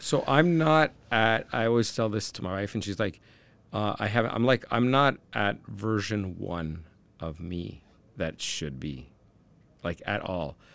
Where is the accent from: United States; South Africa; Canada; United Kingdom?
Canada; I'm from Canada